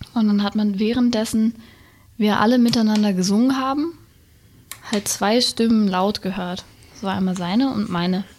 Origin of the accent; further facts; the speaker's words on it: Wendland, Lower Saxony, Germany; also born or lived in Berlin; Heimat ist ein Fuß Berlin, ja. der andere Fuß Wendland